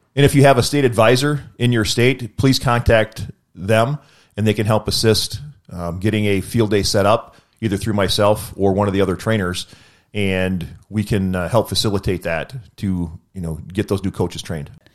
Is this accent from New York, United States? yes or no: no; Wisconsin, United States; I'm from Wisconsin